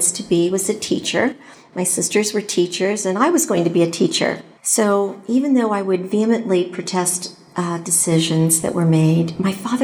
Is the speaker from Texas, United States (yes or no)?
no; Cincinnati, Ohio, United States; moved away as an adult; also born or lived in Atlanta; Cincinnati was my hometown